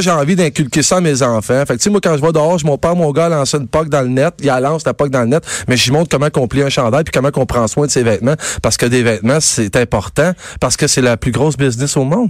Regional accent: Quebec, Canada

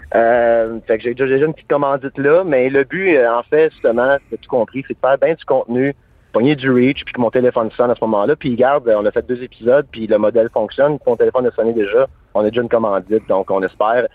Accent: Hawkesbury, Ontario, Canada; Je viens d'Oxbury, Ontario

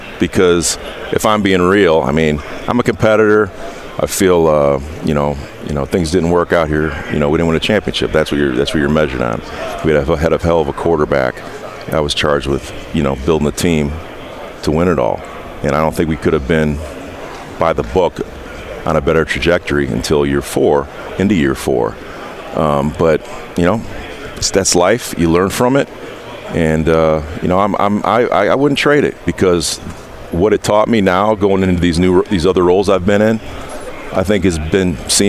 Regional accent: Indiana, United States; I'm from Indiana

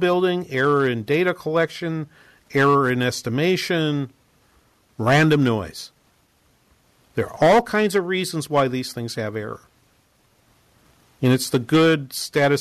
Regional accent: New England, United States; I'm from New England

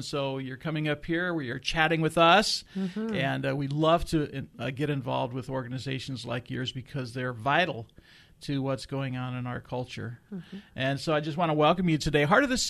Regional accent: Iowa City, Iowa, United States; moved away; I'm formerly from around Iowa City

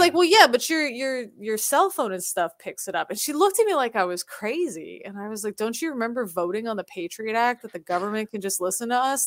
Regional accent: United States; now in South Korea; I'm American

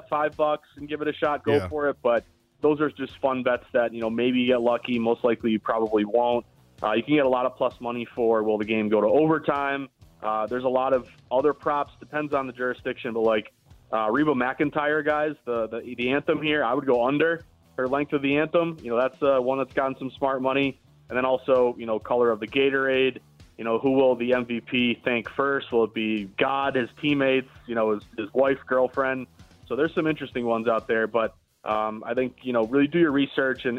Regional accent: Boston, Massachusetts, United States; I'm from Boston

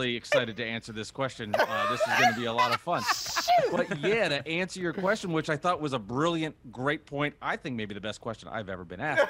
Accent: New Jersey, United States; growing up in New Jersey

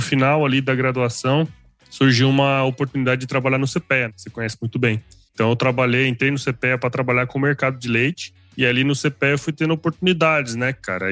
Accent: Cuiabá, Mato Grosso, Brazil; also born or lived in São Paulo; eu sou aqui de Mato Grosso, né? Eu hoje estou em Cuiabá, minha família é aqui de Cuiabá

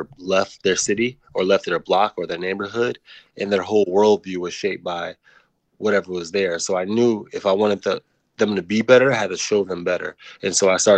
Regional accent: Waukegan, Illinois, United States; I grew up in Waukegan, Illinois

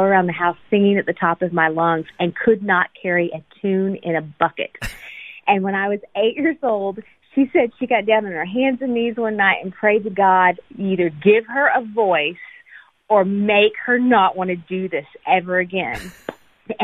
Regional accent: Panama City Beach, Florida, United States; moved away as an adult; also born or lived in Atlanta, Georgia; now in Nashville, United States; I was born in Atlanta, Georgia, and adopted at birth. And I, for the most part, I was raised in Panama City Beach, Florida, and ended up in Nashville, Tennessee, where I am now

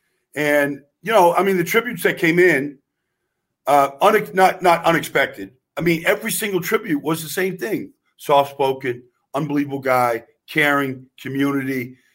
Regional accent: Pittsburgh, Pennsylvania, United States; moved away; I'm from Pittsburgh, Carl.

